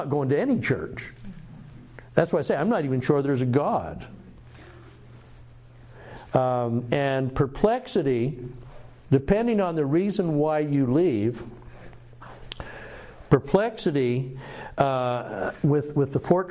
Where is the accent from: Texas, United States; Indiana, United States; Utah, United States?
Utah, United States; I grew up in Utah, and here's what the church looked like, meaning this is what my ward looked like